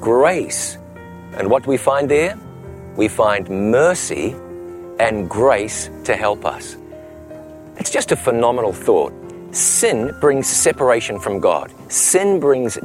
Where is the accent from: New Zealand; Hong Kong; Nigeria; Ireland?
New Zealand; Ngaruawahia, Waikato; moved away as an adult; my hometown of Ngarawahia, New Zealand. Growing up here